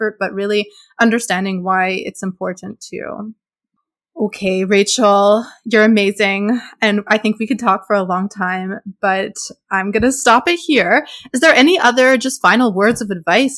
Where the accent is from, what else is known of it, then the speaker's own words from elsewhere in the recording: Montreal, Quebec, Canada; first language English; I'm from Montreal, but my family is Anglophone. So I mean, like, I can speak French, but I grew up speaking English.